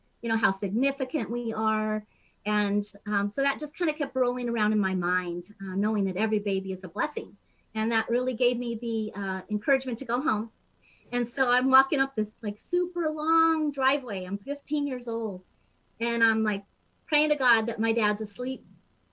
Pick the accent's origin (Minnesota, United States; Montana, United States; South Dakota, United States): Montana, United States; Billings; I was raised in Billings, Montana, so we have quite different accents, you